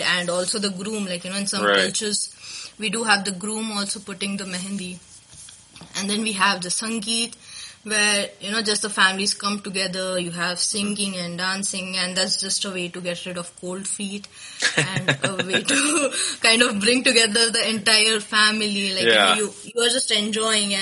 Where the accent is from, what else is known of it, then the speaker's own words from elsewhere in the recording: India; as an Indian